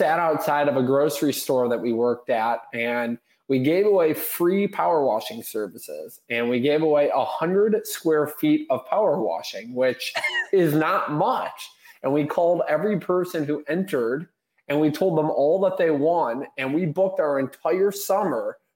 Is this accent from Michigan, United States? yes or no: yes; Bloomfield Hills, Michigan, United States; I grew up in Bloomfield Hills, Michigan. Still actually reside in Bloomfield Hills.